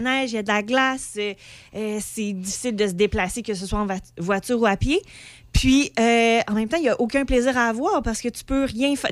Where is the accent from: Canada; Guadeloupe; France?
Canada; Pont-Rouge, Quebec; je viens d'une petite place. Je viens de Pont-Rouge.